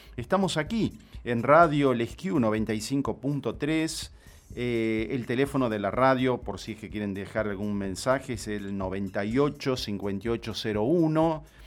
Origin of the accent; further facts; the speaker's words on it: Tucumán, Argentina; now in Catamarca, Argentina; Yo soy tucumano, vivo acá hace muchos años en Catamarca